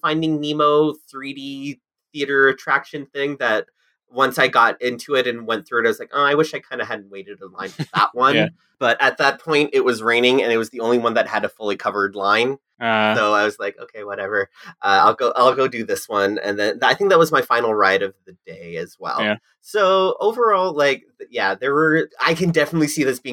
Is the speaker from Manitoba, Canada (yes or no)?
no; Canada's Wonderland, Ontario, Canada; I grew up on Canada's Wonderland